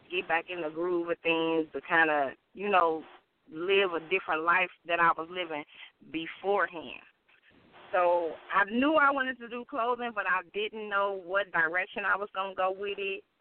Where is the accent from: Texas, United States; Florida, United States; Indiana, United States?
Indiana, United States; Gary; born there; also born or lived in Michigan City; I am. I was born in Gary, Indiana, and I moved